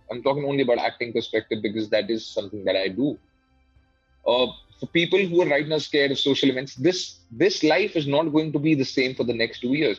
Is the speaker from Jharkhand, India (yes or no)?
no; Delhi, India; I was born and brought up in Delhi. I was raised in Delhi.